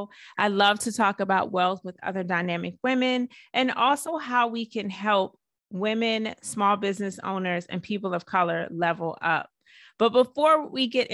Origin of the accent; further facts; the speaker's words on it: Georgia, United States; I grew up in Georgia